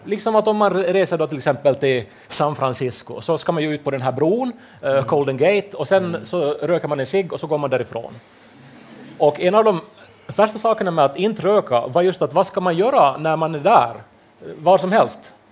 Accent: Pedersöre, Ostrobothnia, Finland; moved away as an adult; also born or lived in Turku; vi är ju då från eh, Pedersöre där det inte går att bussar överhuvudtaget

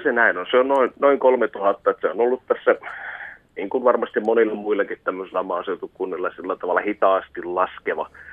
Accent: Konnevesi, Central Finland, Finland; Meillä Konnevedellä

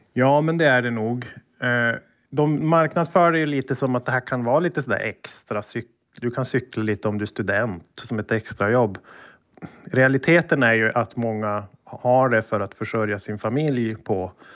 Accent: Sweden; jag var svensk

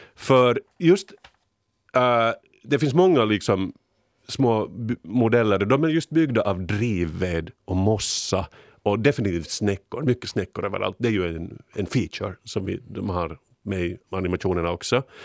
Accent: Finland; som vi finländare

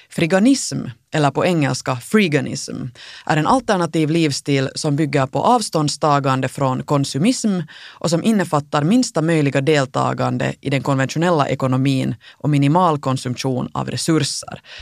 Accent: Finland; Vi som finländare

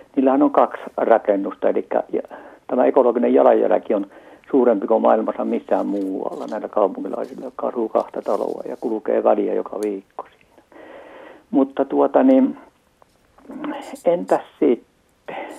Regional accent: Central Ostrobothnia, Finland; täältä Pohjanmaalta lähtöisin oikeastaan keskeltä Pohjanmaata, Keski-Pohjanmaata

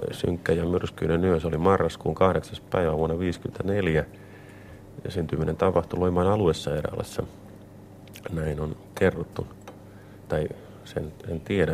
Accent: Vampula, Southwest Finland, Finland; Punolan kylästä, josta mä oon kotoisin

